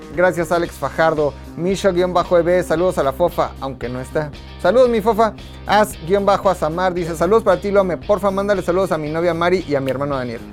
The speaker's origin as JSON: {"language": "Spanish", "town": "Tula", "region": "Hidalgo", "country": "Mexico", "said": "Yo soy de Tula, soy tuleño."}